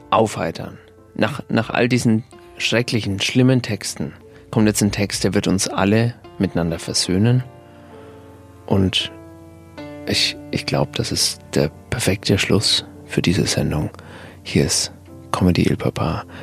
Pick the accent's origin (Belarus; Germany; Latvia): Latvia; Riga; born there; Ich habe ja mal Empathie studiert in, äh, in Riga. Da war ich ähm, für ein Semester in meiner Geburtsstadt